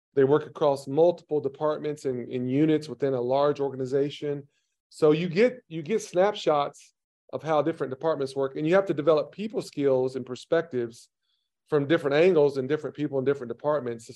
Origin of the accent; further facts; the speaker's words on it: Tennessee, United States; I had a very dysfunctional, broken home growing up in Tennessee